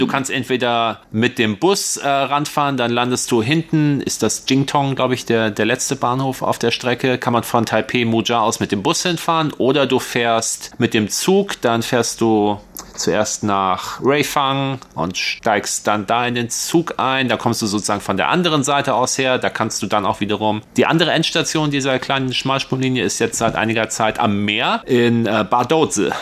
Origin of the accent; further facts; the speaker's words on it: northwestern Lower Saxony, Germany; moved away as an adult; now in Taiwan; Ich bin ja so ein Flachlandgewächs, ich komme aus Nordwest-Niedersachsen